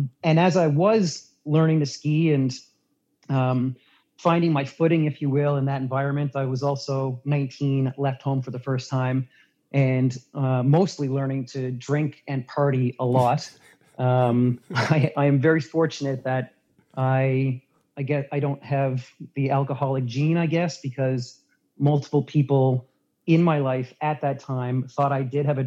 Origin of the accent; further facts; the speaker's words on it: Newfoundland and Labrador, Canada; moved away as an adult; also born or lived in Banff, Alberta; I grew up in Newfoundland on the East Coast